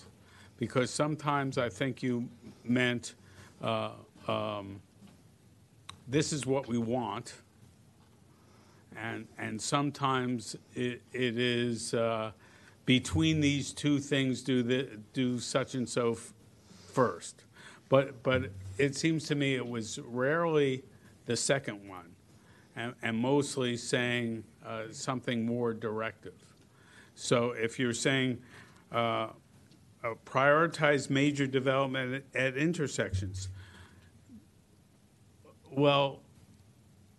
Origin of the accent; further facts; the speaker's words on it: New Jersey, United States; moved away; I am from New Jersey